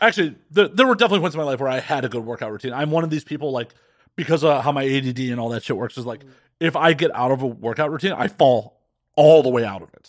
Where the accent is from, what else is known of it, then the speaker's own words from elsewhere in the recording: Chicago, Illinois, United States; I grew up in Chicago, around a bunch of blue-collar and middle-class fucking Chicagoans